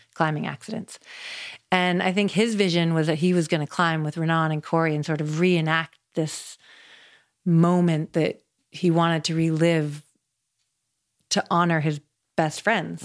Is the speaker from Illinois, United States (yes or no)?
no; Seattle, Washington, United States; moved away as an adult; also born or lived in Colorado; I grew up in Seattle, Washington